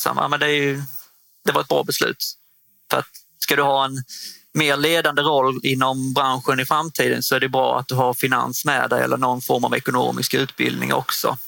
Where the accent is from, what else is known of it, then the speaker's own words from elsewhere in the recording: Osby, Skåne, Sweden; also born or lived in Hässleholm; Jag är född och uppvuxen i Osby, norra Skåne